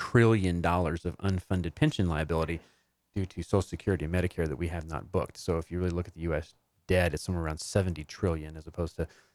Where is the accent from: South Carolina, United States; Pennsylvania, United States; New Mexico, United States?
New Mexico, United States; I was born in New Mexico.